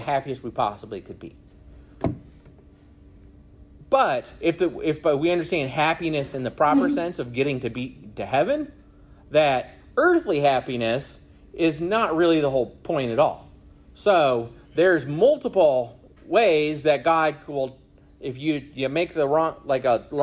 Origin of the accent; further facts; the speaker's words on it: Arizona, United States; also born or lived in California / Michigan; now in South Carolina, United States; I was born in California, grew up in Arizona, went to school in Michigan, and now live in South Carolina